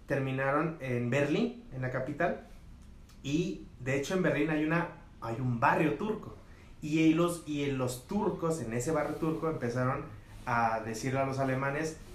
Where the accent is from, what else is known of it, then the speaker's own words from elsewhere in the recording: Mexico; como buen mexicano